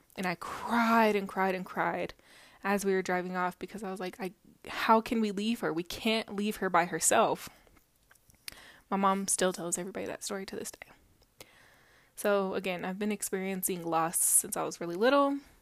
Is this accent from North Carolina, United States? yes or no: no; Denver, Colorado, United States; I am from Mombello, which if you live in Colorado, you know where it is. If you're not, it's Denver, but in a different area.